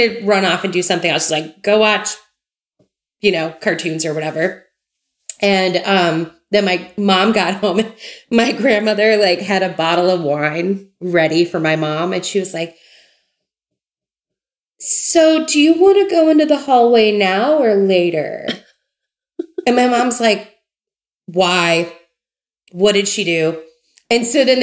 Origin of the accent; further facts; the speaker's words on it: Memphis, Tennessee, United States; I grew up in Memphis